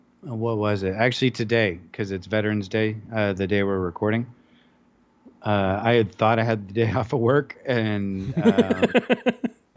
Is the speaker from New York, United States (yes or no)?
no; Menlo Park, California, United States; I rode from Menlo Park, like you're in my hometown, to almost Los Altos Hills to visit my old elementary school.